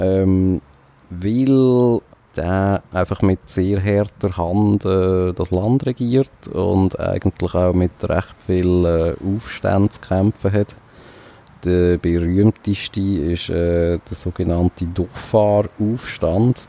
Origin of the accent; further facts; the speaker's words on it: Switzerland; Fühlt man sich als Schweizer